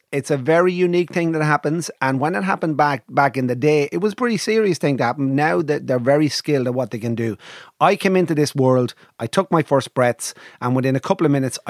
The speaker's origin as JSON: {"language": "English", "town": "Navan", "region": "Leinster", "country": "Ireland"}